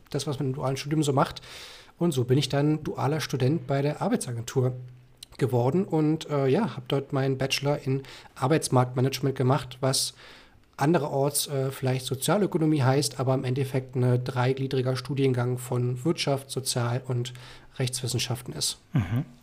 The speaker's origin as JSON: {"language": "German", "town": "Eisenhüttenstadt", "region": "Brandenburg", "country": "Germany", "tie": "born there", "lives_now": "Berlin, Germany", "said": "Ich bin äh, in Berlin, komme gebürtig aus Eisenhüttenstadt"}